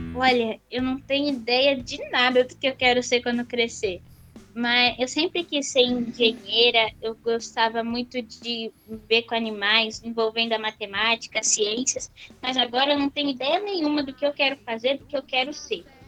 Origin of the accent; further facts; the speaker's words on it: São Paulo, Brazil; Eu sou paulista. Aqui a gente fala mais bolacha.